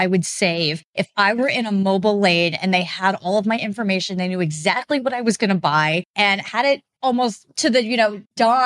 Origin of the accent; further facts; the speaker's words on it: Albuquerque, New Mexico, United States; moved away; I'm from Albuquerque, New Mexico. My mom lives I grew up in a pretty rural part of Albuquerque.